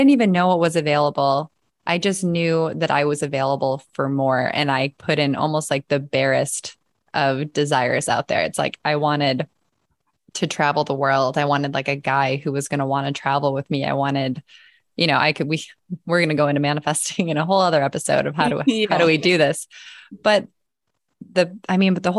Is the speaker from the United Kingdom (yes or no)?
no; Midwest, United States; moved away as an adult; also born or lived in California; I was from the Midwest. I was going to stay in the Midwest till I died